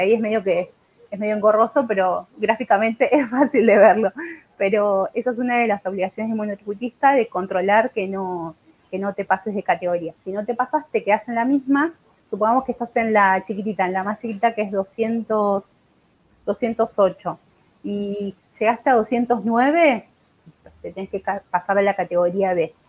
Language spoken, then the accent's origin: Spanish; Buenos Aires, Argentina; soy de acá de Buenos Aires.